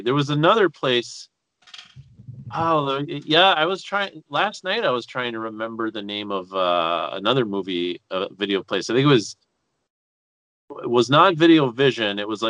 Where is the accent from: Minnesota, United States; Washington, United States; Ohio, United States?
Minnesota, United States; Duluth; moved away as an adult; also born or lived in Superior, Wisconsin / Inver Grove Heights, Minnesota; I'm originally from Duluth.